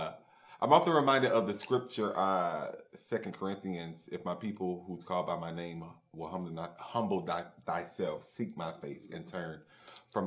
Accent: Jacksonville, Florida, United States; I'm born and raised in Jacksonville, Florida

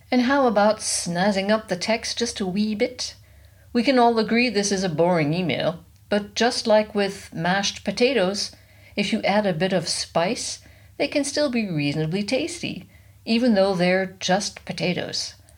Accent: United States; now in Germany; I'm American

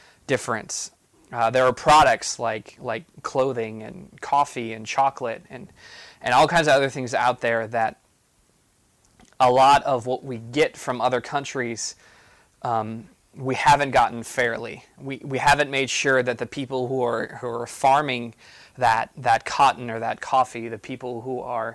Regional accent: United States; being an American

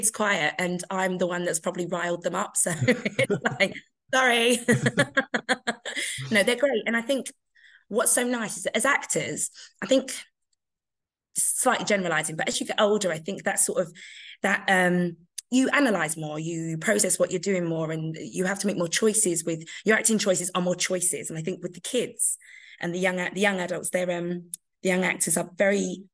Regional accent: London, United Kingdom; I'm a Londoner

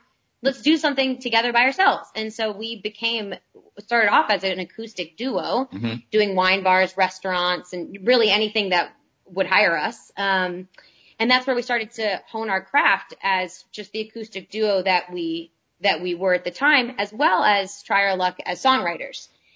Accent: Arlington, Texas, United States; I grew up in Arlington, Texas

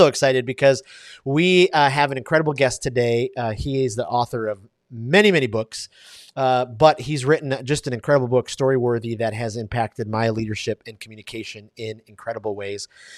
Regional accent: Detroit, Michigan, United States; So even though I grew up in Detroit, man, I just love the Splendid Splinter.

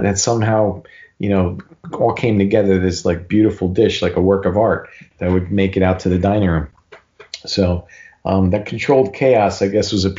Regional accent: Newark, New Jersey, United States; He and my uncle owned a pretty popular restaurant where we grew up in Newark

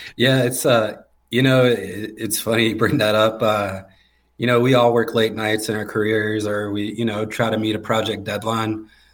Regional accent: Garner, North Carolina, United States; born and raised just outside of Raleigh in Garner, North Carolina

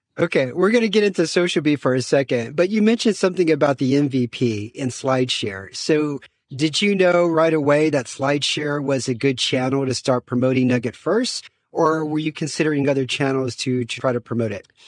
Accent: United States; now in Romania; I'm also an American expat living in Romania

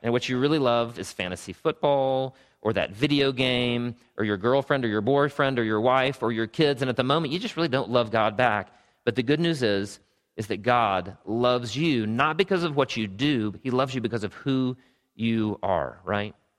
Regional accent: Travelers Rest, South Carolina, United States; also born or lived in Greenville, South Carolina; I grew up in Travelers Rest, South Carolina.

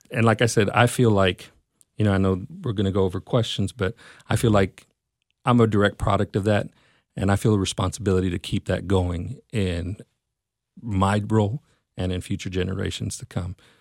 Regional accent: Mesquite, Texas, United States; I'm from Mesquite, and, uh, I was, was raised here, grew up, grew up here

